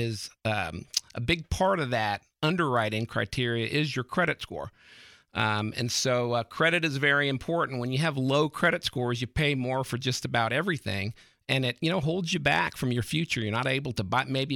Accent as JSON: {"language": "English", "region": "California", "country": "United States", "moved": "as an adult", "lives_now": "Texas, United States", "said": "I'm originally from California."}